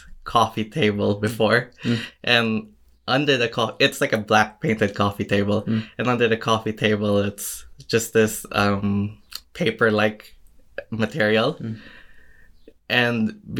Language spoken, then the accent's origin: English; Philippines; moved away; from, I came from the Philippines about 5 years ago.